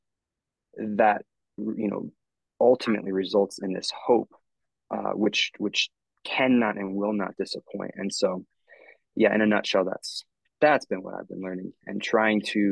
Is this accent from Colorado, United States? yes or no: yes; Northern Colorado, United States; I'm from Northern Colorado